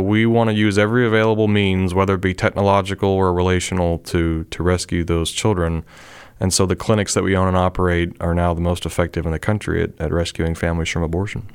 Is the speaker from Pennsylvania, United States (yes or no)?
yes; Pennsylvania, United States; moved away; I'm originally from Pennsylvania